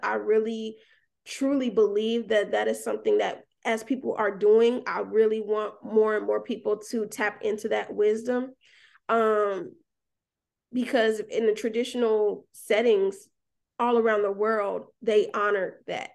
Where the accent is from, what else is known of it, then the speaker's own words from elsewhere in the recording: Atlanta, Georgia, United States; moved away as an adult; now in Alabama, United States; I grew up in Atlanta, moved to Alabama